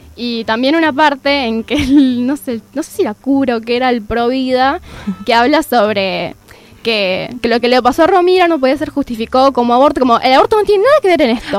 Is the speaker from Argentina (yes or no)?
yes; San Juan, Argentina; now in Córdoba, Argentina; porque soy sanjuanina